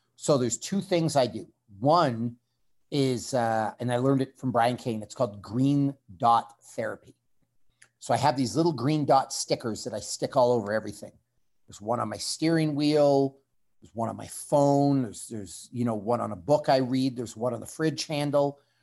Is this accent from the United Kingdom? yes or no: no; Canada